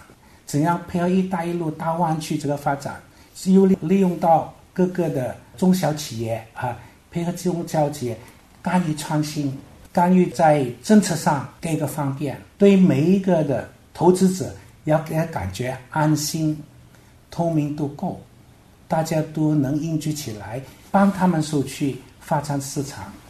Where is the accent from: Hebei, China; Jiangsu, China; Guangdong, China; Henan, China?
Guangdong, China; Meizhou; 接触这个我们这个梅州我们的家乡，美好的家乡